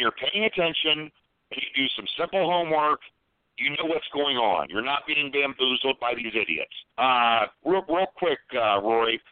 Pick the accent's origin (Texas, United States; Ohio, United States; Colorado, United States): Ohio, United States; Columbus; my hometown is another one, Columbus, Ohio